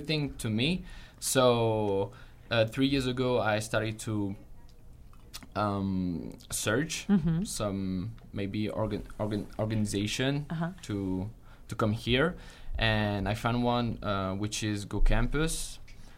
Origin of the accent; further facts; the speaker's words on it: France; moved away as an adult; now in Utah, United States; I'm from France. So I'm new here in SUU